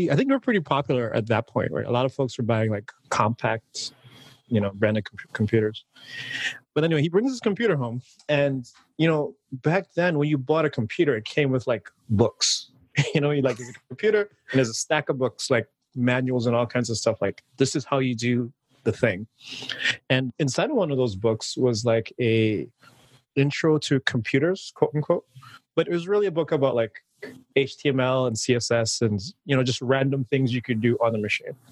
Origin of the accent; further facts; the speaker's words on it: Antigua & Barbuda; moved away as an adult; originally, I'm from the Caribbean. I was born and raised in an island called Antigua. And you know, I lived there for about, I want to say the first like 19 years of my life.